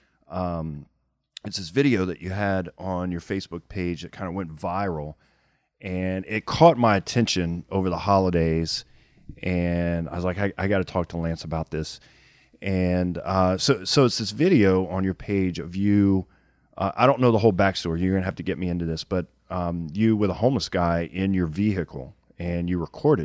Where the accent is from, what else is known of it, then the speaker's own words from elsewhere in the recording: Lafayette, Louisiana, United States; from Lafayette, Louisiana, my hometown